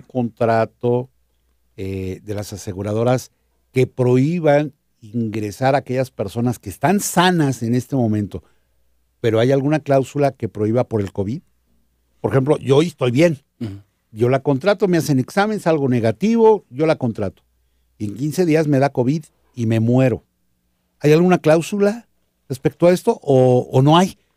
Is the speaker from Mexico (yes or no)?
yes; Mexico; Nosotros como mexicanos